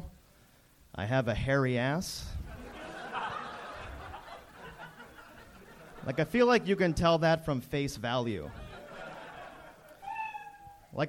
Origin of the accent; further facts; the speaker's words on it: Montreal, Quebec, Canada; first language French; English is a second language; moved away; I'm from Montreal